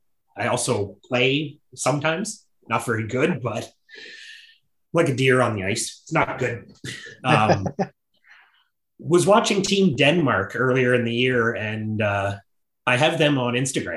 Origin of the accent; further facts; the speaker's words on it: Canada; I'm Canadian.